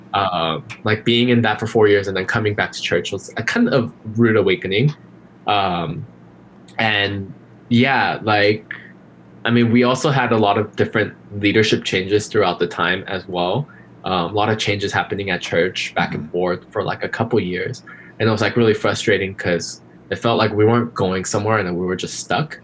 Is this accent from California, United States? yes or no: yes; Glendale, California, United States; also born or lived in Korea / Irvine, California; grew up in Glendale pretty much all my life